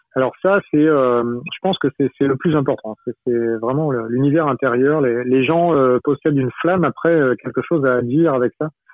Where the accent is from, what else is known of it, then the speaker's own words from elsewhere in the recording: Brittany, France; moi je suis breton